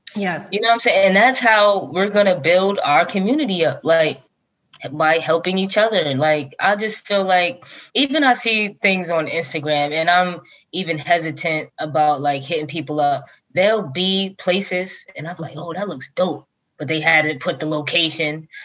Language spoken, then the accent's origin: English; Long Branch, New Jersey, United States; where I grew up in Long Branch is one middle school, one high school